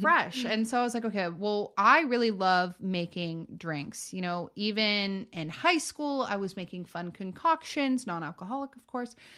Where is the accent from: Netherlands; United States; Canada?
United States; Northern California; born and raised in Northern California